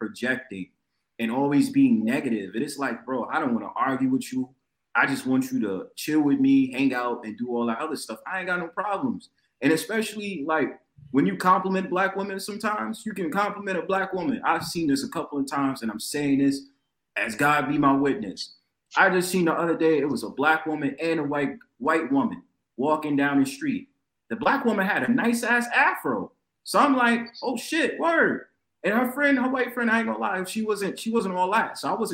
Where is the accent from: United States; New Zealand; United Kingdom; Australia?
United States; New York; I'm from New York, right? I live in New York